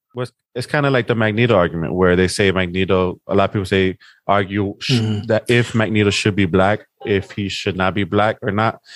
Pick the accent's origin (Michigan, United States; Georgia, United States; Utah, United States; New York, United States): New York, United States; New York City; I grew up in South Bronx